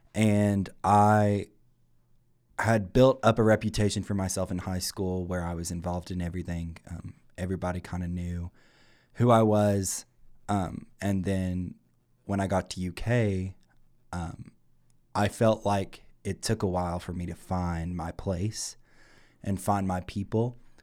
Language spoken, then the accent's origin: English; Campton, Kentucky, United States; I'm from Campden, Kentucky.